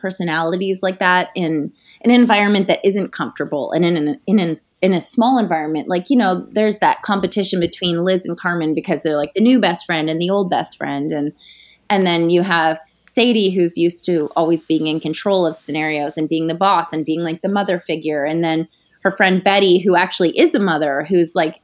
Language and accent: English; Canada; I'm from Canada, from like a small town in Canada.